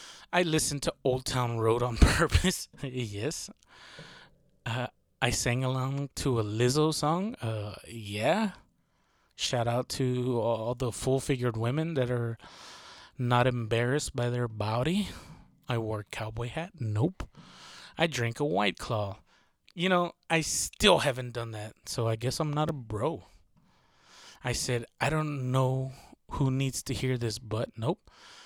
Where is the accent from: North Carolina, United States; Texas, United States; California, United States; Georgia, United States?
Texas, United States; I'm from Texas, so this is super common. I live in a city, not very rural part